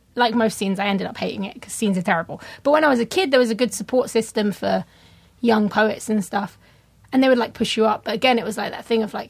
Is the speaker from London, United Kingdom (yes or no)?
yes; London, United Kingdom; I grew up in London, and I came up in, like, the poetry scene.